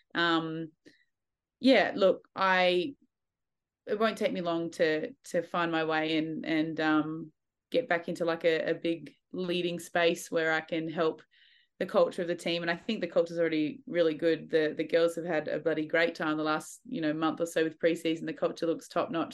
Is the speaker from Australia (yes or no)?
yes; Australia; I love being an Aussie, I missed Australia